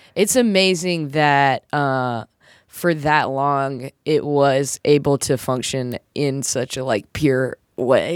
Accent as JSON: {"language": "English", "region": "South Carolina", "country": "United States", "said": "I'm from South Carolina"}